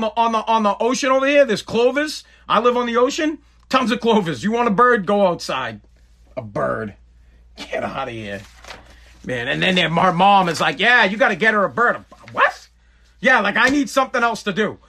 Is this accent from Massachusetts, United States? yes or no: yes; Woburn, Massachusetts, United States; now in Revere, United States; I'm from Woburn, but I live in Revere